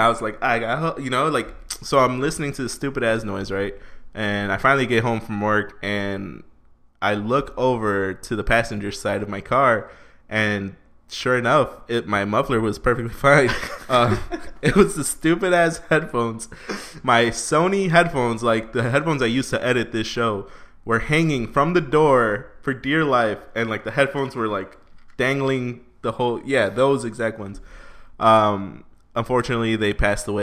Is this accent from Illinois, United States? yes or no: yes; Chicago, Illinois, United States; we're from Chicago